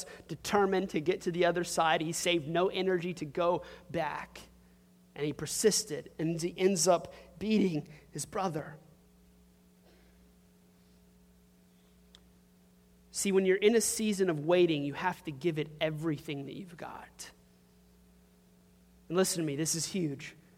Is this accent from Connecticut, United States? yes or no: no; Crowley, Louisiana, United States; where are you from? And if I say Crowley